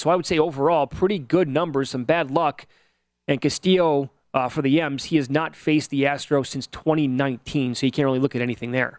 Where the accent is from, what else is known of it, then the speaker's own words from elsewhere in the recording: Midwest, United States; I grew up in the Midwest.